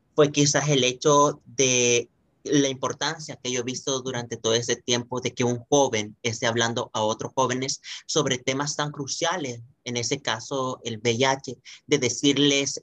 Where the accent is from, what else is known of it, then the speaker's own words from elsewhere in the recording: El Salvador; soy salvadoreño